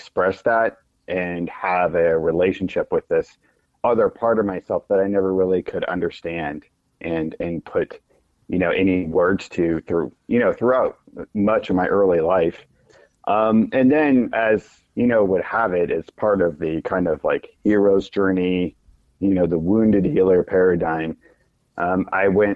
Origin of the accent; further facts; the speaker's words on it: the Ozarks, United States; now in Kansas City, United States; I grew up in the Ozarks, but now I live in the Kansas City Metro